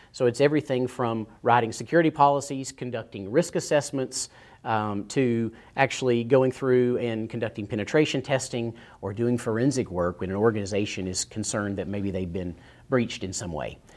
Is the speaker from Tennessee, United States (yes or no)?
yes; East Tennessee, United States; I grew up in East Tennessee